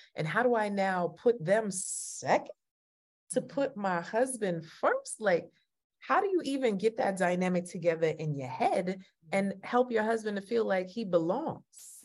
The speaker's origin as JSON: {"language": "English", "country": "Jamaica", "said": "You know I'm Jamaican, right?"}